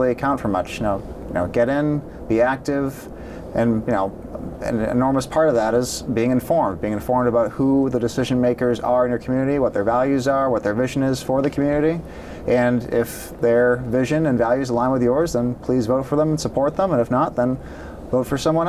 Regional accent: Franklin, Massachusetts, United States; I grew up here in Franklin, so I've spent most of my life here. Graduated Franklin High in 2009

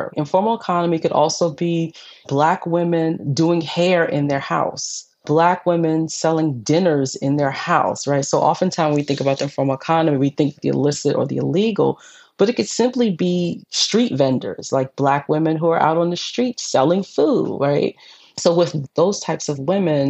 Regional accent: New York City, New York, United States; I'm from New York City. I grew up in the 70s and the 80s.

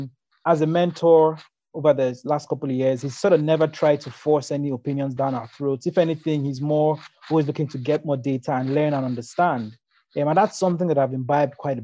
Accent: Nigeria; growing up in Nigeria

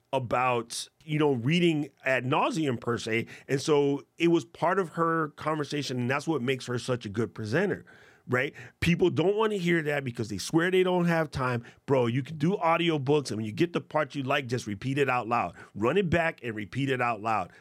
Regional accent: United States; as an American

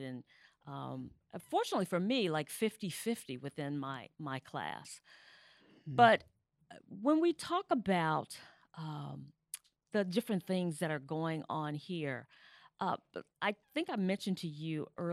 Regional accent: West Tennessee, United States; I was born in Tennessee, West Tennessee

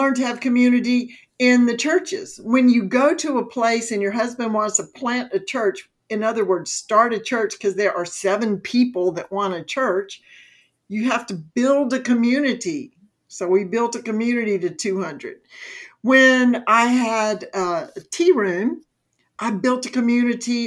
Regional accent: Mississippi, United States; moved away as an adult; also born or lived in Alabama / Georgia / Florida; now in North Carolina, United States; I was born and raised in Mississippi

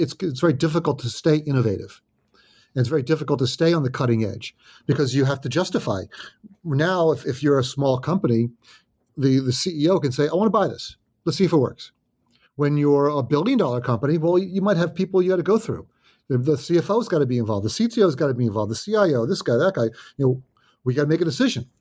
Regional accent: New Jersey, United States; also born or lived in Oyster Bay, Long Island, New York; I was raised in New Jersey. So been in New Jersey a long time

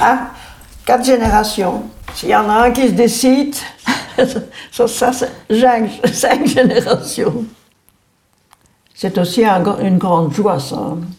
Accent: Anderlecht, Brussels-Capital Region, Belgium; also born or lived in Forest; Je suis née à Anderlecht. J'ai fait ma commune à Anderlecht. Je me suis mariée à Anderlecht.

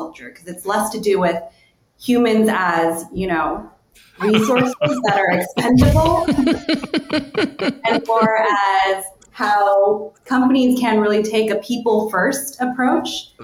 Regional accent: United States; I'm Korean American. I come from a very kind of conservative immigrant sort of background.

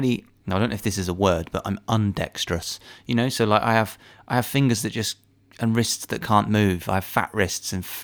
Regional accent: Abingdon-on-Thames, South East England, United Kingdom; I'm from Abingdon-on-Thames

